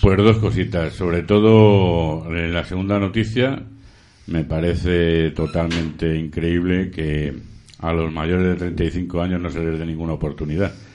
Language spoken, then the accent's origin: Spanish; Madrid, Community of Madrid, Spain; yo soy madrileño, eh, muy madrileño